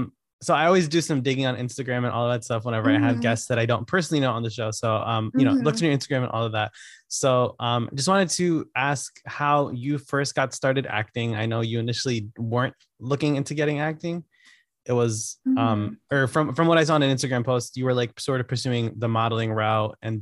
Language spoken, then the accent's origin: English; Connecticut, United States; now in New York, United States; I'm not from New York. I'm here now, but I'm from the East Coast. I'm from Connecticut, about 2 hours away.